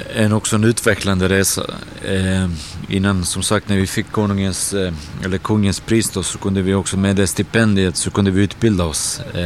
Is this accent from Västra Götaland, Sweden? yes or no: no; Landskrona, Skåne, Sweden; när vi var små i Landskrona